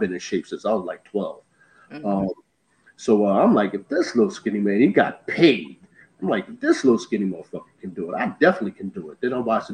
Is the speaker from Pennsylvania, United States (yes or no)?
yes; Philadelphia, Pennsylvania, United States; moved away as an adult; now in Florida, United States; I'm from West Philadelphia, born and raised, WESTPHILLOY. I reside now in Florida.